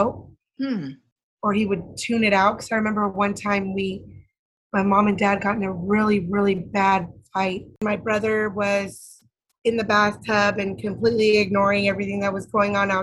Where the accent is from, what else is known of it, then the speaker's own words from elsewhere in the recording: Santa Ana, California, United States; I grew up in Santa Ana, Orange County, and I was brought there when I was 3 months old. So I know no other place that is home